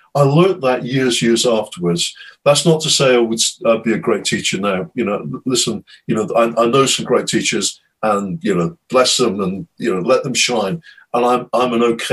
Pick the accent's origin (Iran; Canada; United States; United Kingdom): United Kingdom; as a Brit